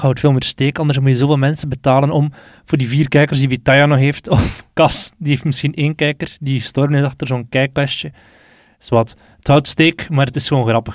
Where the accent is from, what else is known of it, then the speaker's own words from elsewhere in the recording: Belgium; wij nu als Belg